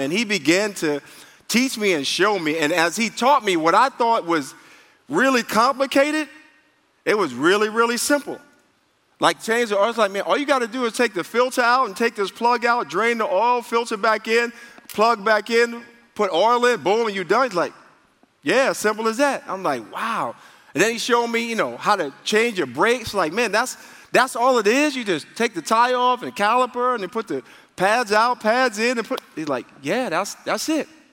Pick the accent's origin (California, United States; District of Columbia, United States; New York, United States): New York, United States; moved away; I grew up in New York, and people didn't have like people didn't have cars in New York.